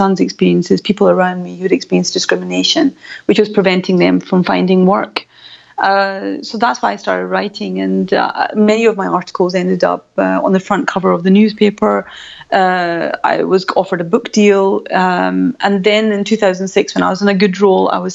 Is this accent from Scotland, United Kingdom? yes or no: yes; Glasgow, Scotland, United Kingdom; as you can tell from my voice, I'm born and brought up I come from Glasgow